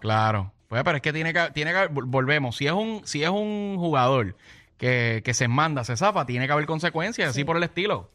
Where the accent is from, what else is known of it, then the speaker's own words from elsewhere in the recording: Gurabo, Puerto Rico; yo soy de Gurabo.